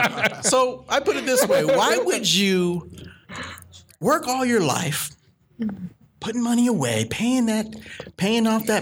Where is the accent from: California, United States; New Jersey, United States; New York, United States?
California, United States; Sacramento; also born or lived in New Orleans, Louisiana; I grew up right here in Sacramento. You know, I grew up in Rosemont, and I grew up in the Heights before that.